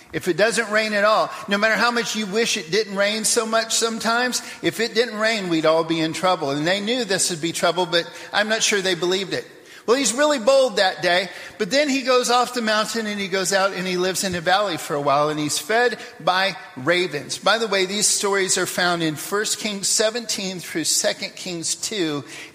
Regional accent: Papua New Guinea; also born or lived in United States; I go back to the 1 year I was back in America in the middle of growing up in Papua New Guinea.

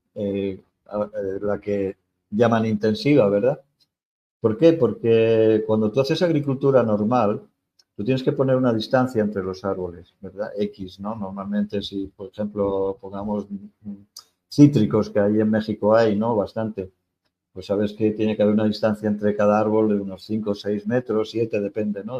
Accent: Spain; moved away; soy español

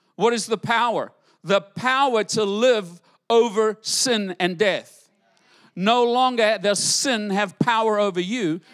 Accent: United States; I'm an American

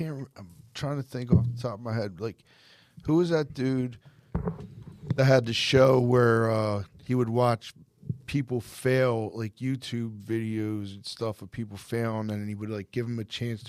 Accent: Norristown, Pennsylvania, United States; technically I'm not Philly native, but Norristown is like Philadelphia area.

